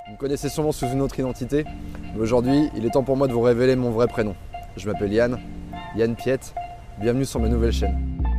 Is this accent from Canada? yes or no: no; La Ferté-Bernard, Pays de la Loire, France; moved away; also born or lived in Le Mans; la ville euh, dans laquelle j'ai passé une partie de mon enfance s'appelle La Ferté-Bernard